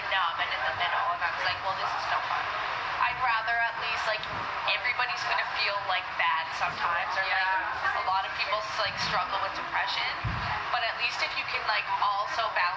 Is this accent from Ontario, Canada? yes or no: no; Alberta, Canada; I'm from Alberta